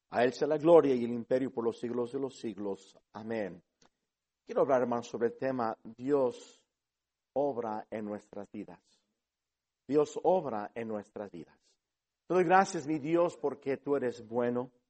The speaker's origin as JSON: {"language": "Spanish", "country": "Mexico", "said": "Eh, hablo con acento porque crecí en este país, pero soy mexicano."}